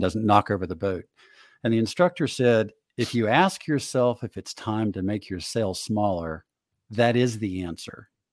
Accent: Northeast, United States; I grew up in the Northeast

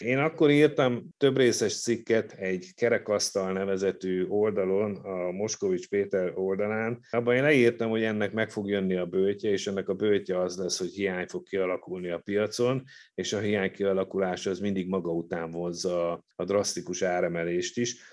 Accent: Hungary; csak mi magyarok vagyunk azok

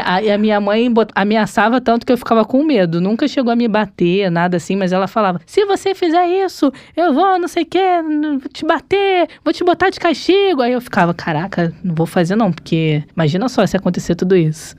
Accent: Rio de Janeiro, Brazil; accent: carioca; eu perderia o meu carioquês com tanta facilidade

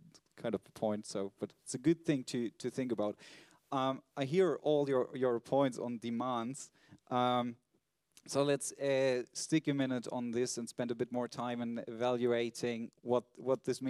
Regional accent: Berlin, Germany; I'm from Berlin

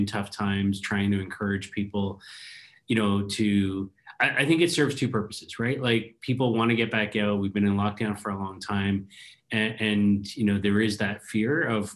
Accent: Canada; as a Canadian that's been, you know, locked down

